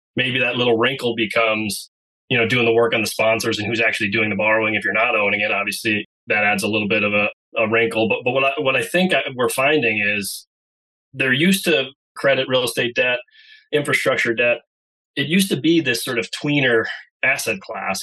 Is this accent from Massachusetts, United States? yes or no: yes; Andover, Massachusetts, United States; I'm from Andover, Massachusetts. You know, I've been here for many years since I was a freshman in high school is when we moved here back in the early 90s